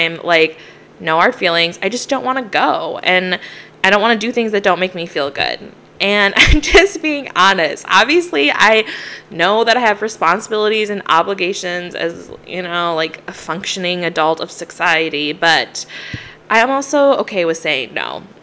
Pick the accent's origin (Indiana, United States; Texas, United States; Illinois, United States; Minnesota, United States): Minnesota, United States; Growing up in Minnesota and the snow